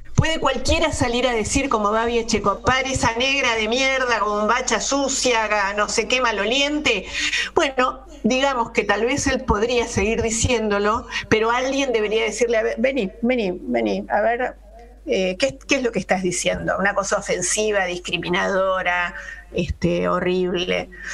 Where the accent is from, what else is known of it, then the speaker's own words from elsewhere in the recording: Buenos Aires, Argentina; Soy eh, porteña, soy una ciudadana de Buenos Aires